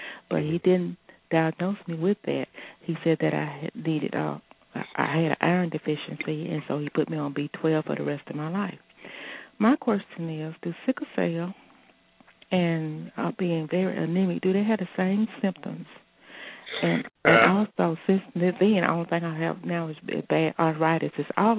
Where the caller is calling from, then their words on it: West Point, Mississippi, United States; I'm from West Point, Mississippi.